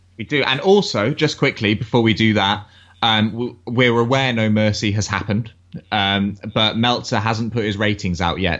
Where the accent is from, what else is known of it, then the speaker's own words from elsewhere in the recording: England, United Kingdom; being English